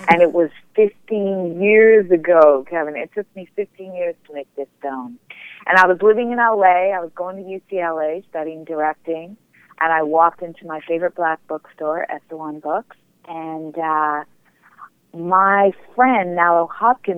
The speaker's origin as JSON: {"language": "English", "town": "Toronto", "region": "Ontario", "country": "Canada", "said": "I'm from Toronto"}